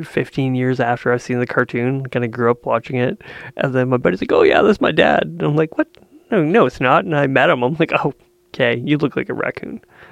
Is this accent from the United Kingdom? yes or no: no; Canada; I'm from Canada.